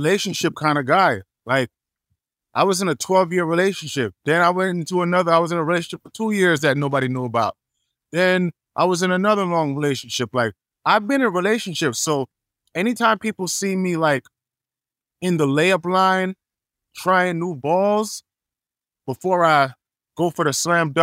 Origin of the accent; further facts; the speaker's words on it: Jamaica; also born or lived in Atlanta / Los Angeles / New York; now in Miami, United States; being Jamaican